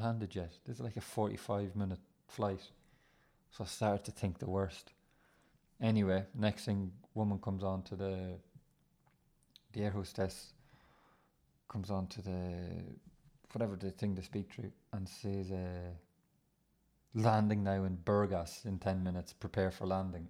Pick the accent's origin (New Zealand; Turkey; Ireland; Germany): Ireland; you start to feel proud about being Irish